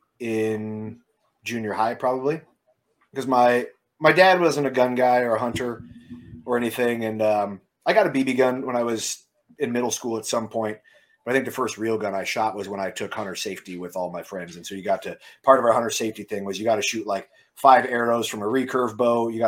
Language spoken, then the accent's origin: English; near Sioux City, Western Iowa, United States; I am from Western Iowa, so a town about, you know, close to Sioux City, Iowa, for guys who are familiar in the Midwest. So just a farm town in Western Iowa